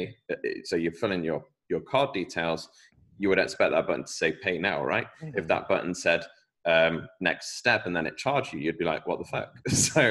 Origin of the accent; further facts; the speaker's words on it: United Kingdom; accent: British; my British accent